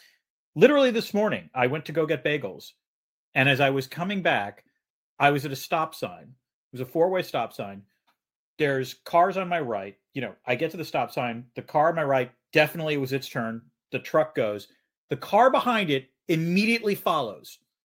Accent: Boston, Massachusetts, United States; And I'm from Boston.

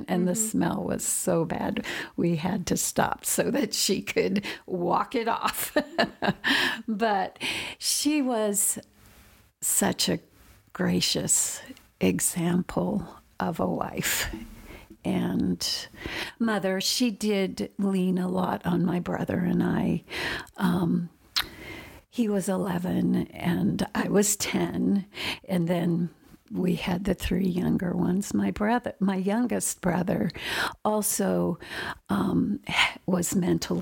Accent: Indiana, United States; also born or lived in Oregon; we moved from Oregon to Indiana when I was going into the fifth grade

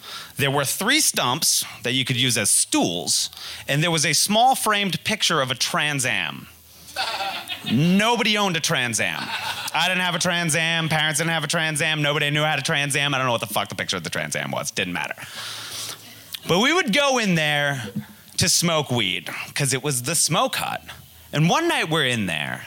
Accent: Hamilton, Massachusetts, United States; now in Los Angeles, United States; I grew up in Hamilton, Wenham, Massachusetts

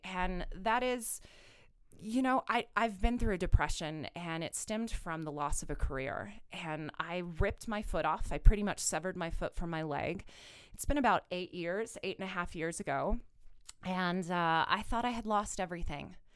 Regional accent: Kansas, United States; now in Colorado, United States; I'm originally from Kansas

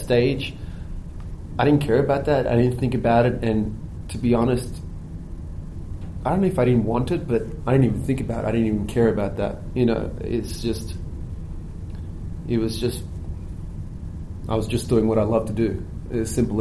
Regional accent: Melbourne, Victoria, Australia; I grew up on those courts. Melbourne was my hometown.

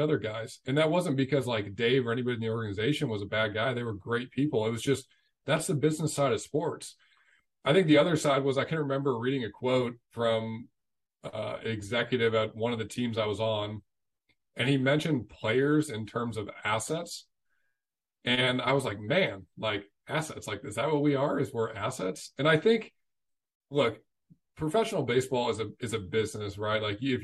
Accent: St. Louis, Missouri, United States; I'm from St. Louis, so Busch Stadium's in St. Louis, like hometown team

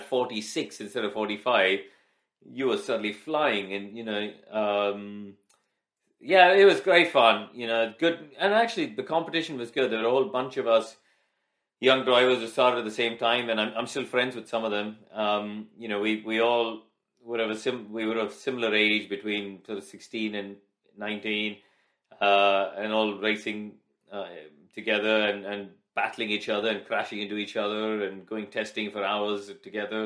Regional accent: India; moved away; I grew up, I was born and raised in India.

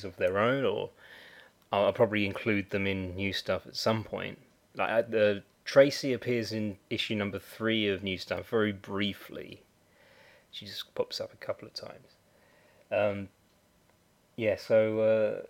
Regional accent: United Kingdom; I'm a Brit

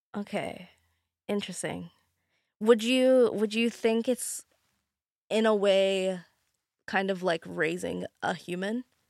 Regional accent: Alberta, Canada; moved away as an adult; now in Lower Mainland, Canada; I'm from Alberta, and I moved here, uh, like, just after high school to go to do fashion design.

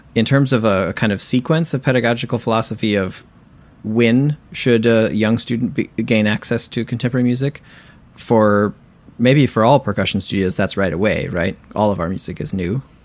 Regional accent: Southwest Michigan, United States; moved away as an adult; also born or lived in San Diego, California / Oberlin, Ohio; now in Brooklyn, New York, United States; I'm a percussionist based in Brooklyn, New York, and I grew up in Southwest Michigan

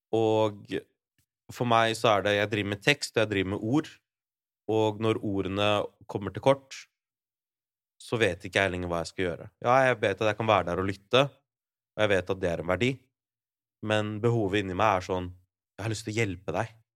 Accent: Larvik, Vestfold, Norway; min hjemby, da. Larvik.

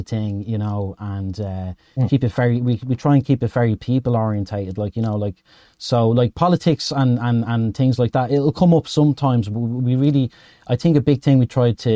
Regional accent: Dublin, Leinster, Ireland; I'm from Dublin, Ed, in Ireland

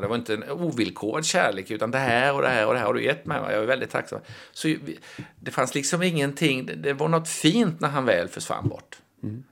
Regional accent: Småland, Sweden; jag är ju smålänning, jag är ju djupt rotad i den småländska traditionen

